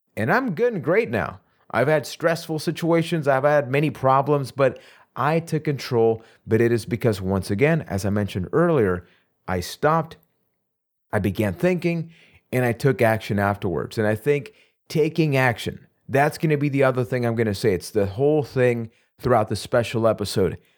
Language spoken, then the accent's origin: English; Puerto Rico; I am from Puerto Rico.